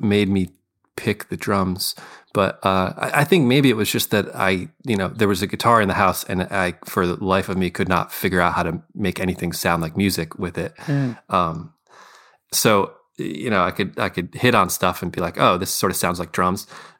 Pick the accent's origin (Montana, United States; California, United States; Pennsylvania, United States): Pennsylvania, United States; Scranton; now in Philadelphia, United States; Yeah. I'm a South Scranton. Yeah. I live in Philly, but I still claim, you know, I'm from Scranton.